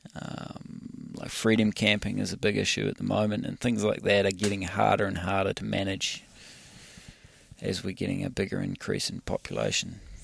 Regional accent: New Zealand; in New Zealand, we've got a lot of public land, but we don't have a lot of ma, uh, a lot of money to manage it properly.

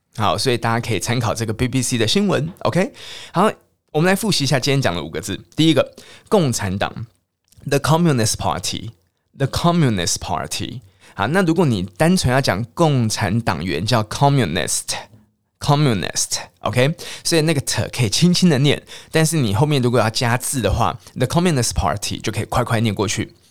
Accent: Taiwan; 虽然我们台湾人是没有想要征服中国啦

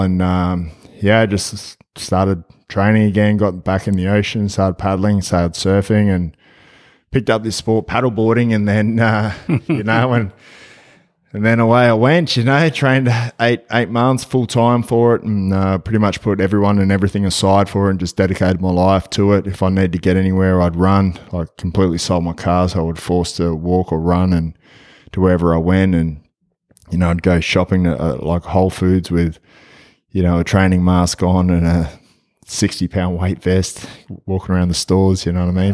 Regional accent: Australia; I'm from Australia. I'm over here in Memphis

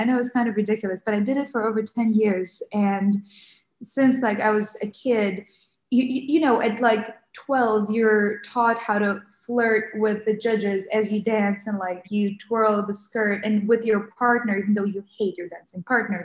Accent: Ukraine; moved away; also born or lived in Western Ukraine / Kyiv; I grew up in Western Ukraine, so I was born and I grew up in Kyiv, but until I was 8 years old, I was in Western Ukraine

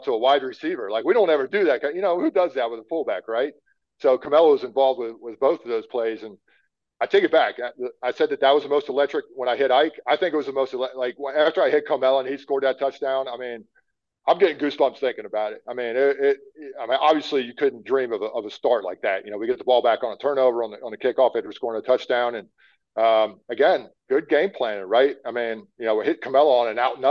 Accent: Pennsylvania, United States; I grew up in the Northeast playing in Pennsylvania

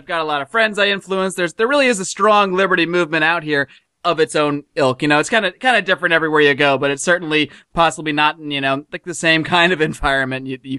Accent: United States; moved away as an adult; also born or lived in Connecticut / Buffalo, New York; now in Los Angeles, United States; I grew up back east. I grew up in Connecticut and as well as Buffalo, New York. So I grew up in cold, and that's one of the things that led me to come out here to California, to Los Angeles about 10 years ago

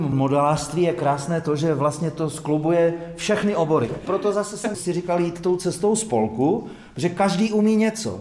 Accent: northern Bohemia, Czechia; moved away as an adult; now in Bohumín, Czech Republic; v severních Čechách, odkud pocházím

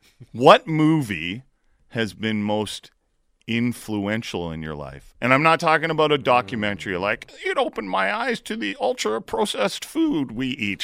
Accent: Hamilton, Ontario, Canada; I'm from Hamilton.

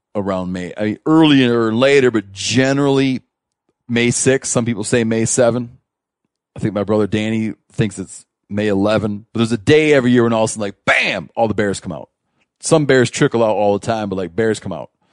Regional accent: Michigan, United States; moved away; I grew up in Michigan, right? We moved out west

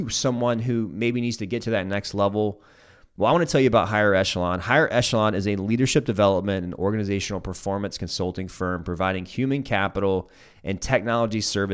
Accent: South Carolina, United States; I'm from South Carolina, grew up as a South Carolina fan

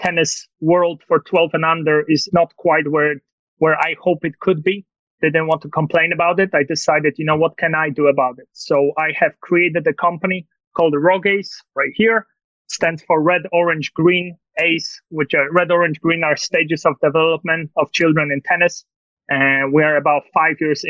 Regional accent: Poland; English is a second language; moved away as an adult; also born or lived in Tulsa, Oklahoma, United States; now in United States; I was born and raised in Poland, so I'm not faking this accent

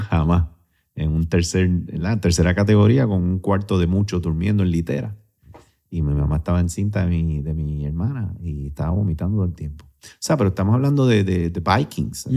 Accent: Puerto Rico; also born or lived in Syracuse, New York, United States; yo soy el único puertorriqueño

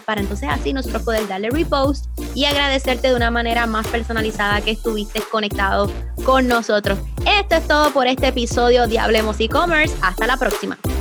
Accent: Puerto Rico; somos de Puerto Rico

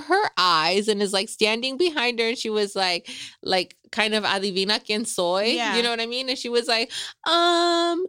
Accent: Salinas, California, United States; moved away as an adult; also born or lived in Los Angeles; I grew up in East Salinas.

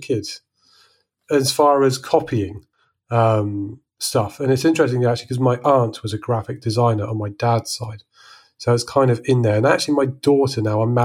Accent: Salisbury, South West England, United Kingdom; moved away as an adult; now in France; I grew up in Salisbury

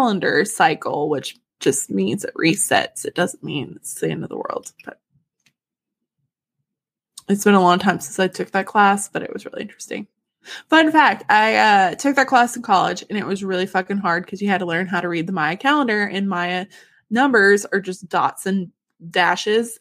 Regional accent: Yellville, Arkansas, United States; my hometown, like Yellville

